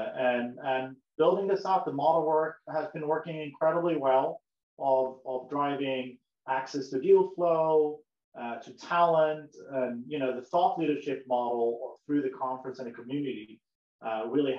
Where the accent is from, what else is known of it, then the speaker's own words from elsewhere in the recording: Sweden; moved away as an adult; now in United States; my grandfather was an American, but I grew up in Sweden, in Europe, so I moved across the globe